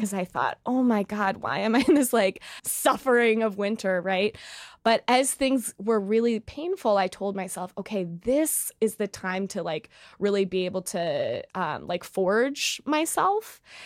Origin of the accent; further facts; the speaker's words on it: Chicago, Illinois, United States; moved away as an adult; now in New York City, United States; I'm originally from Chicago, but, uh, just moved to New York City